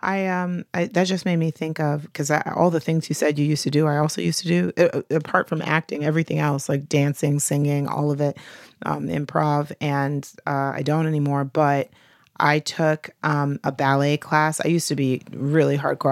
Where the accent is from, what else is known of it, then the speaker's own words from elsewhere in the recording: the South, United States; I'm from the South, Bible Belt